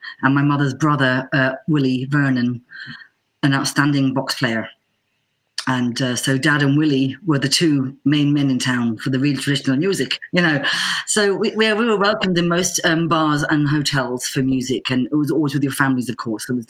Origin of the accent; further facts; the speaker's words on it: Bedford, East of England, United Kingdom; now in Chicago, United States; so I come from originally a little place 40 miles north of London called Bedford Town. My parents immigrated there in the early 60s.